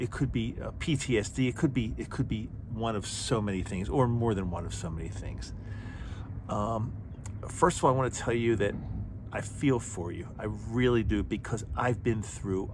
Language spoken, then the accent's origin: English; Utah, United States; my home state of Utah